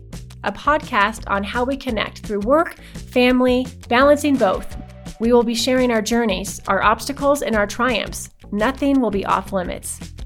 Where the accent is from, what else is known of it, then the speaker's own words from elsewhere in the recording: Colorado, United States; also born or lived in Texas; I was born in Texas, but I was raised in Colorado. I was adopted along with my sister and my brother.